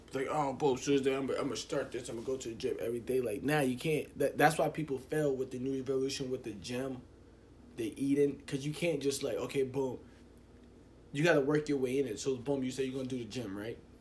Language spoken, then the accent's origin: English; United States; We're American